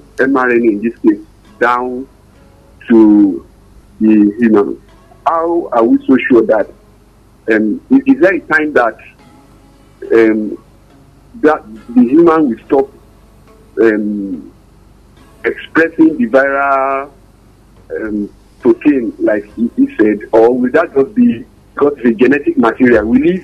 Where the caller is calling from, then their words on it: Ibadan, Oyo, Nigeria; I'm calling from Ibadan here.